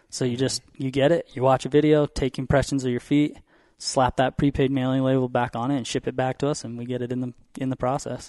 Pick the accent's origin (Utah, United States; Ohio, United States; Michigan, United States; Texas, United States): Utah, United States; I grew up in Utah